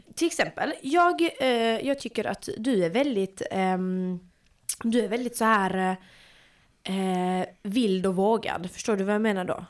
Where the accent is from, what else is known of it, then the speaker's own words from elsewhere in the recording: Malmö, Skåne, Sweden; jag är eh, född och uppvuxen i Malmö